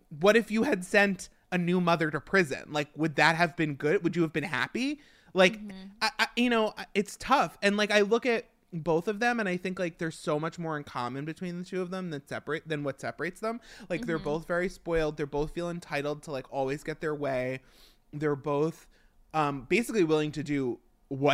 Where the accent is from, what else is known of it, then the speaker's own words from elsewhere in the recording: Long Island, New York, United States; being from Long Island, it's so close to home that it hurts